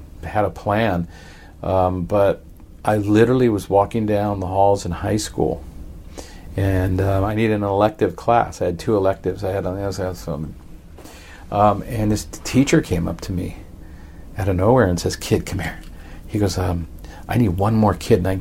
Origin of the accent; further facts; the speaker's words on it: Los Angeles, California, United States; also born or lived in San Francisco, California; I grew up in San Pedro. I was born in San Francisco